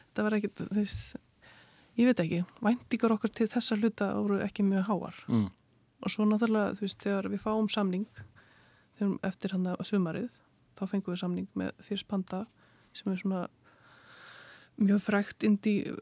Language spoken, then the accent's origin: Icelandic; Keflavík, Southern Peninsula, Iceland; also born or lived in London; now in Hafnir, Iceland; ég kem frá Keflæk